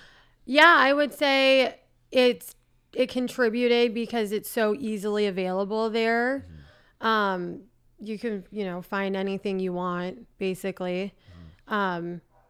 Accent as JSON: {"language": "English", "town": "San Francisco", "region": "California", "country": "United States", "tie": "born or raised there", "said": "San Francisco."}